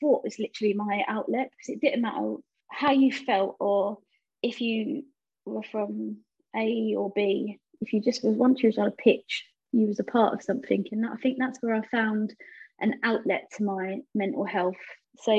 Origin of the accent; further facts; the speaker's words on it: London, United Kingdom; I was raised in East London, in Bow, on a council estate